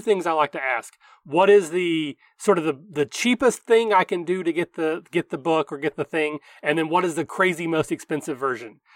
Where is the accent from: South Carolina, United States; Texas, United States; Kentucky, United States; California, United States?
Kentucky, United States; people get concentrated on my accent, you know, because I'm the hick from Kentucky